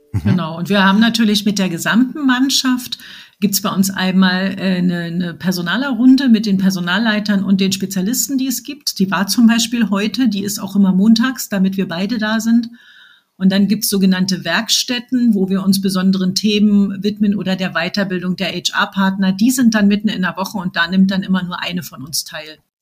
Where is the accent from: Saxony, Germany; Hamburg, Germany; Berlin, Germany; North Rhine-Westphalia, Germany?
Berlin, Germany; accent: Berlin; bin Berlinerin, wie man hört